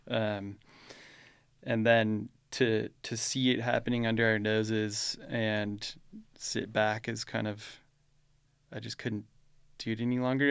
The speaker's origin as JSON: {"language": "English", "country": "United States", "tie": "born or raised there", "moved": "yes", "lives_now": "Utah, United States", "said": "I grew up in Lake Tahoe"}